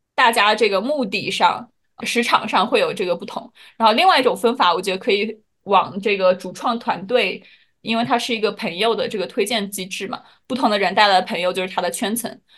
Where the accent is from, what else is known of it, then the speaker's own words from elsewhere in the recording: China; 作为中国人